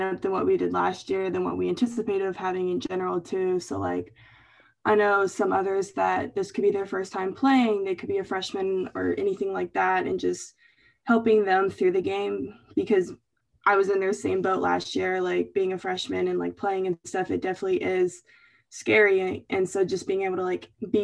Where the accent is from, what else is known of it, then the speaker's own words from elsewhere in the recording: Louisville, Kentucky, United States; moved away; going to my hometown